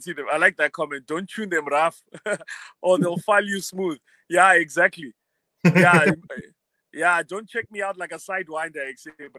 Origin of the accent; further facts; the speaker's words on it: Harare, Zimbabwe; also born or lived in Bulawayo / Mutare / Marondera; when I grew up in Bulawayo, my parents split up, so I moved around with my mom. Lived in Mutare, Marondera, Harare. Eventually went to school at Prince Edward. So I spent most of my time in Harare, I would say.